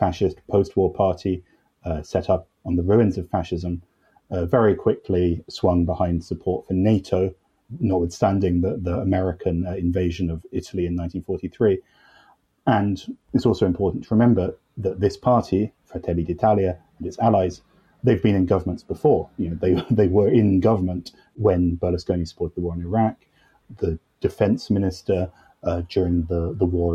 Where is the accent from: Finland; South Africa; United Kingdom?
United Kingdom; I'm British